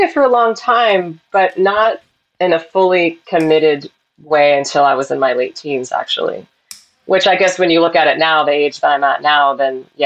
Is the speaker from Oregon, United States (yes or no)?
yes; Portland, Oregon, United States; also born or lived in Salem, United States; I, I exactly 100% grew up in Portland.